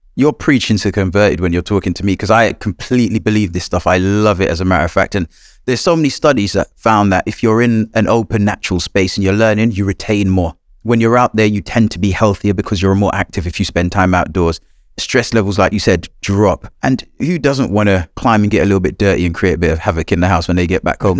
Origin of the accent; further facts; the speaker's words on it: Jamaica; moved away; I was born in a small corner of Jamaica. It was a rural area. My first environment was the woodlands and the fields and forests near my house.